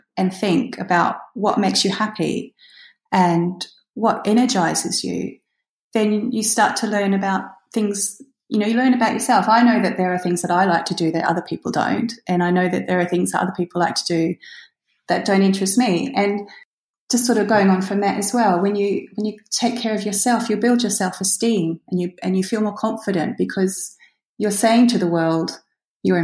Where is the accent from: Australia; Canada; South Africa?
Australia; now in United Kingdom; I'm actually Australian, but I live in the UK